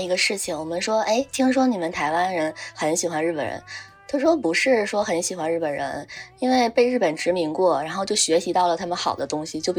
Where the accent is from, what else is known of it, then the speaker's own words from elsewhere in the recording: Northeast China, China; 因为我们都是东北的，就很想念东北菜。